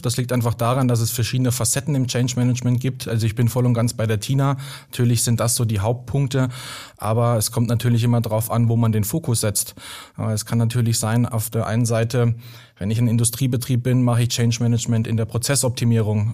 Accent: Baden-Württemberg, Germany; da, wo ich herkomme, aus dem schönen äh, Baden

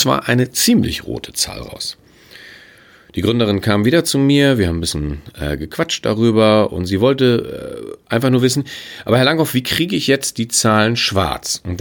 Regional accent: Hamburg, Germany; Ich bin Hamburger. Ich will jetzt gar nicht mal auf andere Projekte in der Welt schauen. Ich gucke mir einfach unser großes Desaster in Hamburg an.

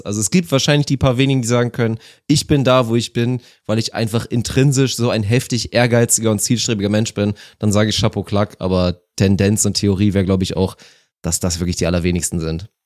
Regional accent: Germany; bei uns in Deutschland

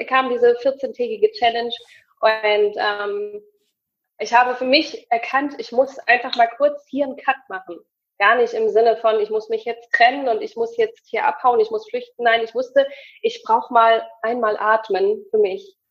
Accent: Hamburg, Germany; ich komme aus Hamburg

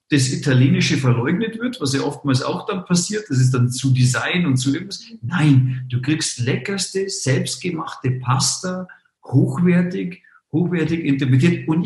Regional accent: Munich, Bavaria, Germany; born there; und ich bin in München geboren, ich gebe es zu. Also ähm, bin gebürtiger Münchner, geborener Münchner.

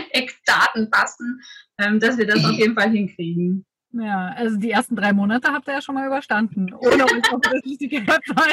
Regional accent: Dresden, Saxony, Germany; Aber ich habe so meine Heimatstadt Dresden nochmal ganz andere Ecken kennengelernt, die ich vorher nicht kannte.

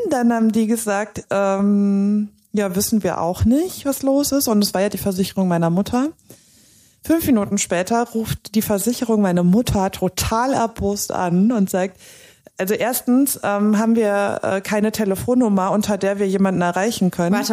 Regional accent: Cologne, North Rhine-Westphalia, Germany; Ich komme aus Köln, ich bin mit dem Auto nach Aachen gefahren.

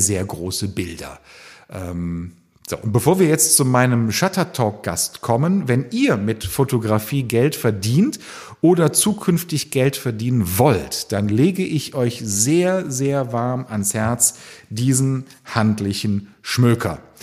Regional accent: Cologne, North Rhine-Westphalia, Germany; ich komme ja aus Köln

